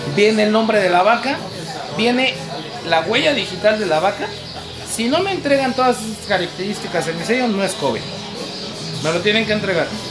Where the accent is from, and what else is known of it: Mexico